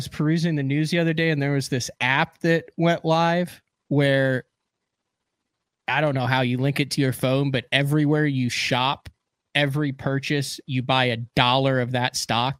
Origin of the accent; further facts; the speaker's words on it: Illinois, United States; now in Oklahoma, United States; I'm a huge Casey's fan growing up in Illinois. They just put a Casey's in Shawnee, Oklahoma down the road.